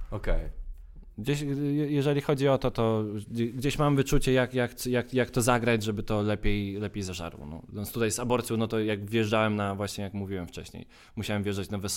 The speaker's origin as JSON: {"language": "Polish", "region": "Subcarpathian Voivodeship", "country": "Poland", "said": "Ja mówię, mówię o ludziach z Podkarpacia, ile dzięki tej aparaturze i ludzie mają. My jesteśmy z Podkarpacia."}